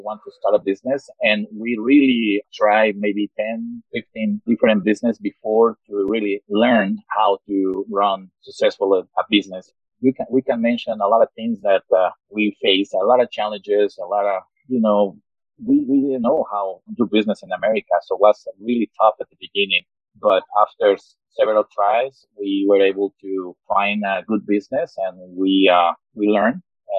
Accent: Mexico; moved away as an adult; now in Salt Lake City, United States; I was born in Mexico, and I moved to the United States 22 years ago.

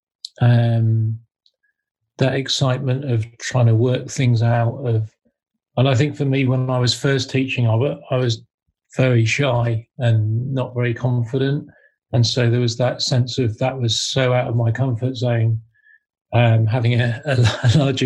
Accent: Devon, South West England, United Kingdom; moved away; also born or lived in Manchester; I grew up in Devon.

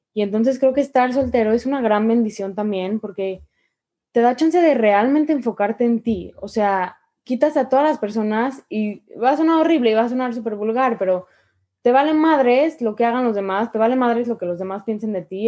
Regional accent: Mexico; como mujer mexicana

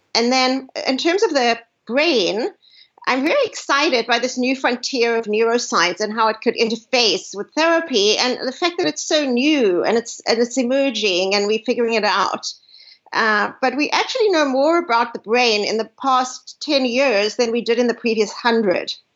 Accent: South Africa; now in United States; growing up, I grew up in South Africa

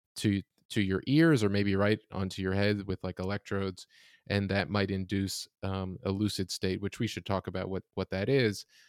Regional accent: Florida, United States; I'm from Florida, it's very hot there

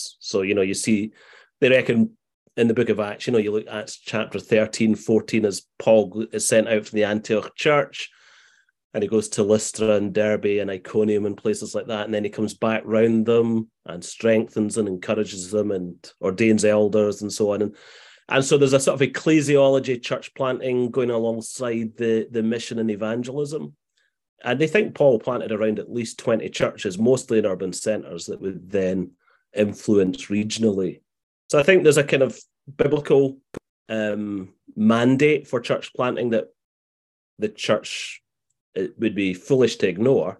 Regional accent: Glasgow, Scotland, United Kingdom; moved away as an adult; also born or lived in Morningside, Edinburgh; now in Edinburgh, United Kingdom; despite living in Morningside now, I grew up in Glasgow

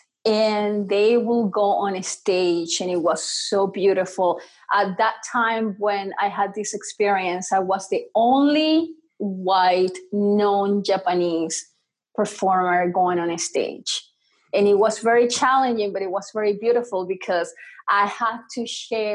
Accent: Venezuela; I was born in Venezuela.

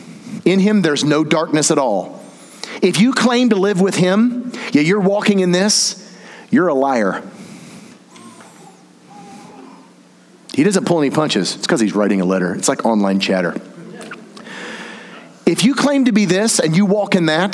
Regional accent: the South, United States; I'm from the South

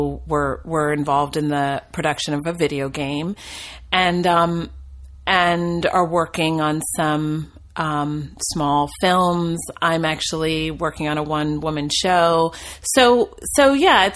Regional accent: New Jersey, United States; moved away as an adult; also born or lived in Williamstown, Massachusetts; now in Los Angeles, United States; I grew up in New Jersey

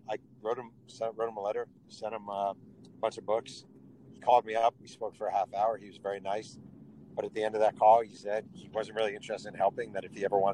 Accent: Mahopac, New York, United States; growing up in Mayo Pack, New York

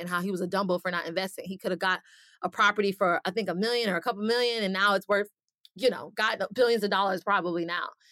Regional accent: Atlanta, Georgia, United States; moved away as an adult; now in Miami, United States; I'm originally from Atlanta, based now in Miami

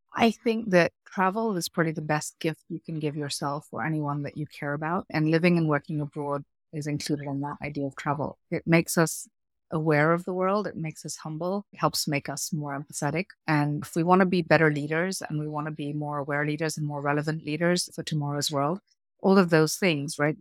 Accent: Kenya; moved away as an adult; also born or lived in United Kingdom / South Africa / United States; I grew up in Kenya, third generation Indian immigrant into Kenya

